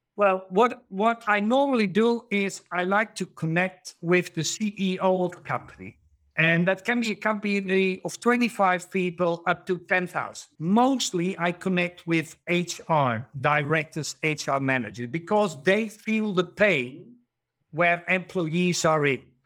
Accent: Netherlands; also born or lived in Germany; I'm from the Netherlands, Germany

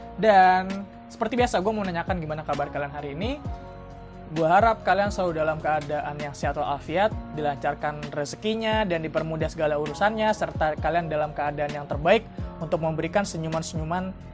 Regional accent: Bekasi, West Java, Indonesia; moved away as an adult; now in Solo, Indonesia; gue sempat balik ke kampung halaman gue ke Bekasi

